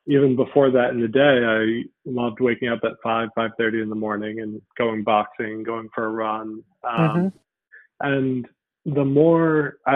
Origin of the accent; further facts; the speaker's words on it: Connecticut, United States; I'm from Connecticut